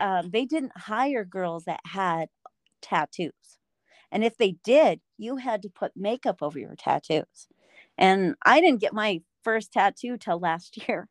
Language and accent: English; Denver, Colorado, United States; I'm from Denver, Colorado.